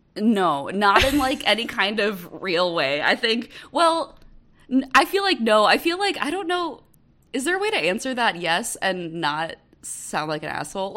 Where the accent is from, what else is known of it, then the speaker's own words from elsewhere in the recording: Wisconsin, United States; moved away as an adult; now in Kansas City, United States; I'm born and bred Midwest. I'm originally from Wisconsin, but I live in Kansas City.